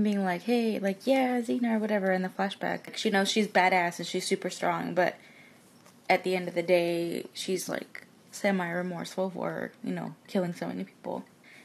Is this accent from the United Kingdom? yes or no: no; Mexico; moved away; I grew up in Mexico, so I remember seeing it dubbed on TV